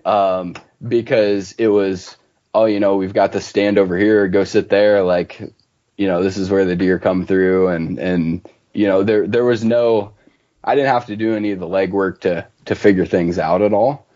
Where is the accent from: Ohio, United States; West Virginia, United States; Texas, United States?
Ohio, United States; north central; moved away as an adult; also born or lived in southwestern Oregon; now in Oregon, United States; I'm from uh, north central Ohio, so about halfway in between Cleveland and Columbus